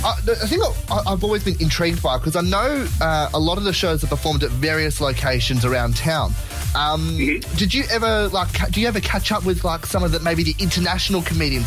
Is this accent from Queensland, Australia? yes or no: no; Blacktown, New South Wales, Australia; I was born in Blacktown Hospital.